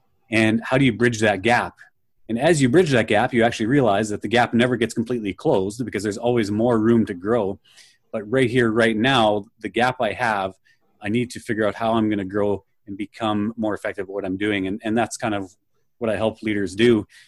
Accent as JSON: {"language": "English", "region": "Manitoba", "country": "Canada", "said": "I'll say I'm from Canada, so right in the center of Canada, almost in the center of the country near Winnipeg."}